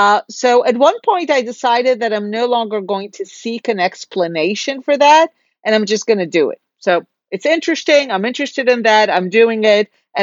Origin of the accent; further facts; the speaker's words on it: Israel; So first, I have to say that as an Israeli, this question in itself feels odd.